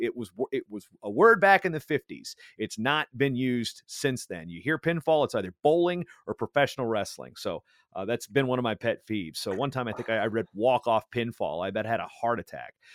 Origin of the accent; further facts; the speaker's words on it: Hampton, Virginia, United States; moved away as an adult; also born or lived in Minnesota; I ultimately grew up in that area, uh, Hampton, Newport News area